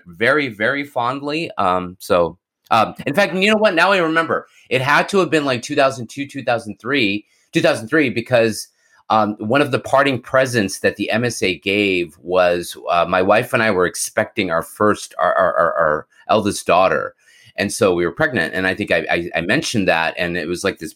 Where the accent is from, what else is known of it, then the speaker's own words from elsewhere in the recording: Houston, Texas, United States; I was born in Texas, although I spent most of my young life in Houston